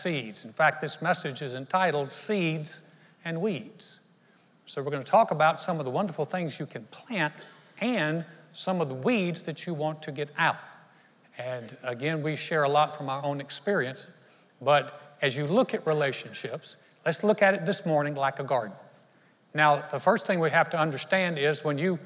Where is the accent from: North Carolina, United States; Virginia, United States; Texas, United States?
North Carolina, United States; I grew up in North Carolina, very Southern town